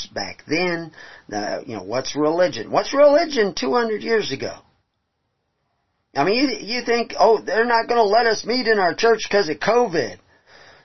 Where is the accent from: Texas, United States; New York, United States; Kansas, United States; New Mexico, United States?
Texas, United States; I was raised in Texas